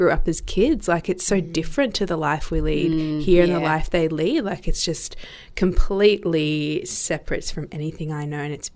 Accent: Melbourne, Victoria, Australia; I grew up in Melbourne, born and bred.

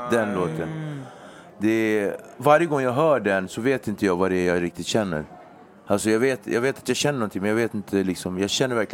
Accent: Nacka, Stockholm County, Sweden; Jag är uppväxt i Nacka, där är bara vita.

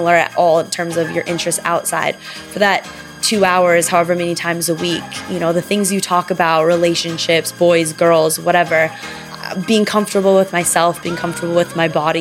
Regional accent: Los Angeles, California, United States; I'm from Los Angeles, California

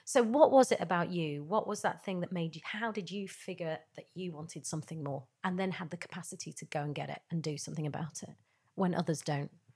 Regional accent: Yorkshire and the Humber, United Kingdom; I grew up in Yorkshire

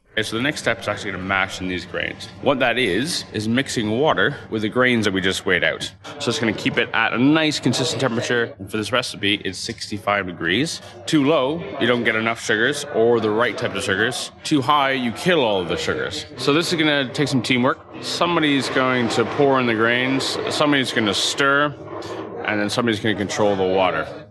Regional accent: Toronto, Ontario, Canada; now in London, United Kingdom; I grew up in Toronto, Canada.

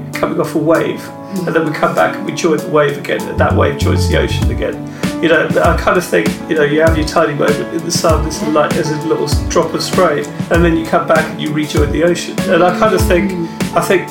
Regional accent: Rochester, South East England, United Kingdom; moved away as an adult; also born or lived in Dulwich, London / Tooting, London / Wandsworth, London; now in London, United Kingdom; I grew up in Rochester, Kent.

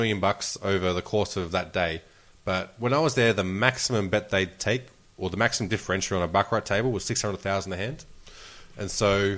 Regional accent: Australia; I'm Australian

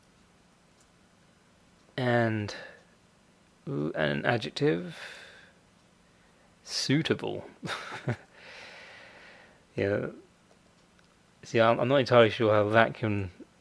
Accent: United Kingdom; I'm British, so I say secretary

